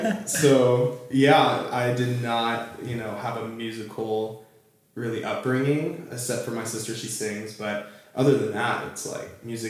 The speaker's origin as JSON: {"language": "English", "region": "Southern California", "country": "United States", "tie": "born or raised there", "said": "I was raised here in Southern California."}